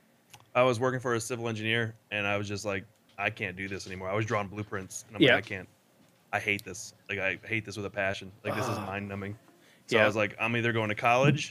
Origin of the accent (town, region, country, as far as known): Florida, United States; born or raised there; also born or lived in upstate New York